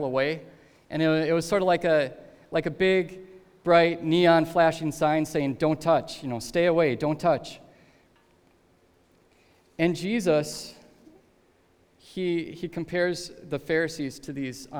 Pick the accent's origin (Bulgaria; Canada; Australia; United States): United States; Minnesota; moved away; we're from Minnesota